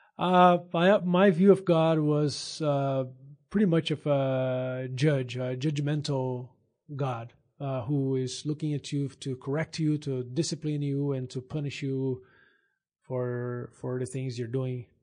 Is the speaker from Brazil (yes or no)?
yes; São Paulo, Brazil; English is a second language; moved away as an adult; also born or lived in Minas Gerais, Brazil; now in United States; I am originally from Brazil. Grew up there in San, the state of São Paulo.